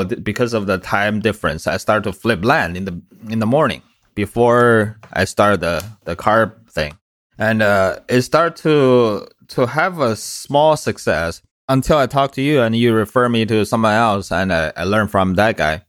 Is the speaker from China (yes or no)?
yes; China; now in United States; I came from China about 11, 12 years ago.